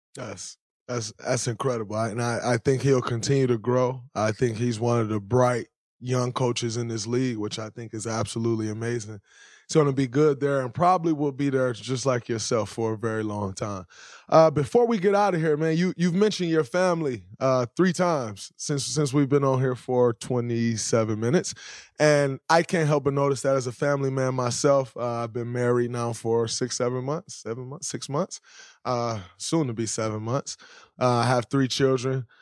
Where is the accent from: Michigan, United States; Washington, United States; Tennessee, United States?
Michigan, United States; Saginaw; moved away; Growing up in Saginaw, Michigan